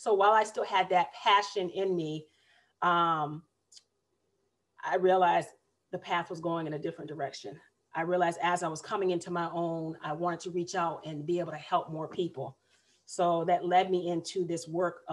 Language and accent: English; Massachusetts, United States; moved away as an adult; now in Raleigh, United States; I am originally a Northerner